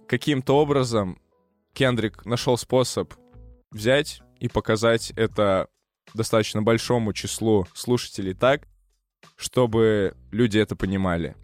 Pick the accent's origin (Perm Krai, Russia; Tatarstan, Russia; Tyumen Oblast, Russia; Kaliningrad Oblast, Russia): Perm Krai, Russia; Perm; moved away; я в свой последний приезд в свой родной город, я не из Москвы. Здравствуй, Перим